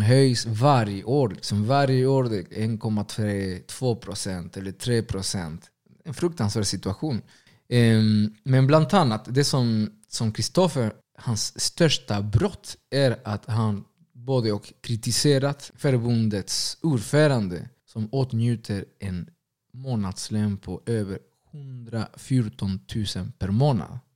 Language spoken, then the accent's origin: Swedish; Argentina; now in Sweden; Först och främst är jag latinamerikan. Senare kanske argentinare.